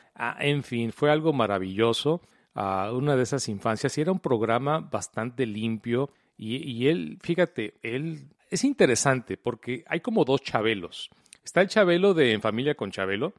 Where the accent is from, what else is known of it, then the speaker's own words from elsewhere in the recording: Mexico; also born or lived in Colima, Mexico / Guadalajara, Mexico; yo vivía en la ciudad de Colima? Sí. Y luego nos mudamos a la ciudad de Guadalajara